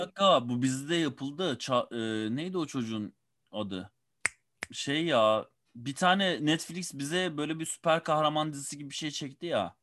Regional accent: Ankara, Turkey; Ben bir Ankaralıyım. Ee, Ankara'da doğdum, Ankara'da büyüdüm.

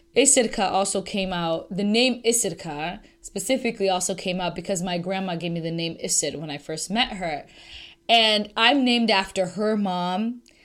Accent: United States; I'm American

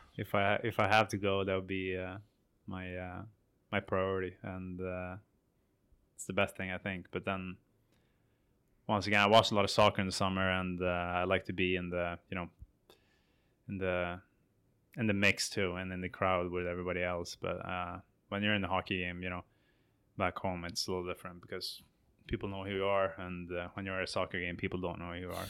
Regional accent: Sweden; moved away as an adult; my hometown team were in the Swedish final

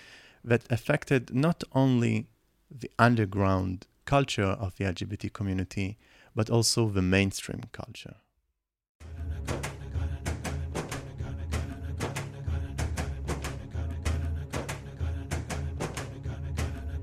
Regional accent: Nahariya, Northern District, Israel; first language Hebrew; English is a second language; I also grew up in a very small town up in the north of Israel called Nahariya

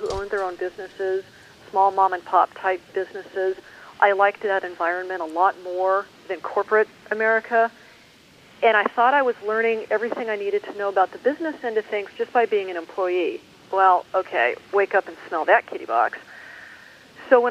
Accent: Douglas County, Colorado, United States; moved away; I grew up just north of you in Douglas County

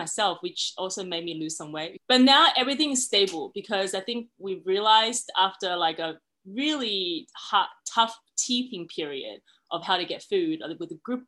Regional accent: Sydney, New South Wales, Australia; moved away as an adult; also born or lived in China; now in Shanghai, China; I was born in China, but I immigrated to Sydney when I was young

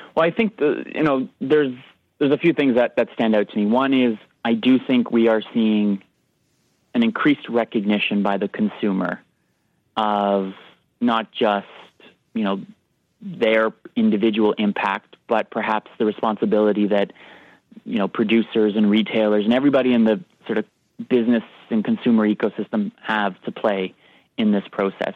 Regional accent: Canada; we're Canadian

